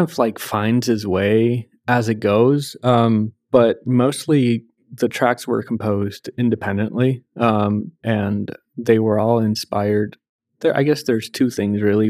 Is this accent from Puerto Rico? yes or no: yes; Puerto Rico; I grew up in Puerto Rico